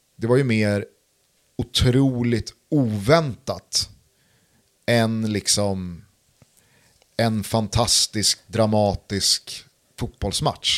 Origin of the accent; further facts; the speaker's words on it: Sweden; jag lever ju här och yeah. är svensk.